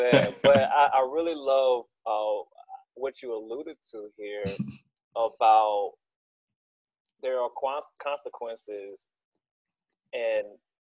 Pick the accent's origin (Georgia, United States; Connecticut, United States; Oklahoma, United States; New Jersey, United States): Georgia, United States; Macon; So I had a base understanding of, okay … I'm from Macon.